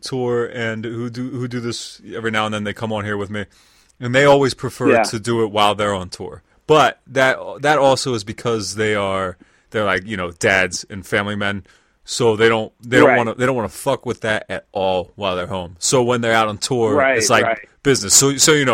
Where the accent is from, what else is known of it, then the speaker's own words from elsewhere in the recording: York, Pennsylvania, United States; also born or lived in Baltimore, Maryland; now in Lancaster, United States; I'm from York, Pennsylvania, which is... like right above Baltimore. I lived in Baltimore for like 10 years. Then I moved back up to here